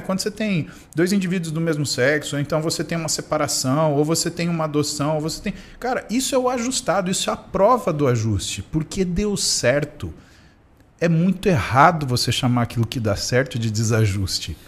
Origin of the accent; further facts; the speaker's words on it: Marília, São Paulo, Brazil; also born or lived in São Carlos; now in São Paulo, Brazil; Eu crescendo em Marília